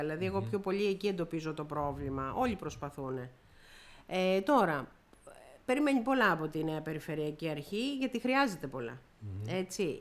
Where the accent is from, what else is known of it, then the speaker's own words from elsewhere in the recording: Peloponnese, Greece; also born or lived in Messinia / Corfu; είμαι Πελοποννήσια, γιατί yeah. η μισή είμαι Μεσίνια. Είναι ο παπά μου είναι Μεσίνιο, εκτό από το ότι κατοικώ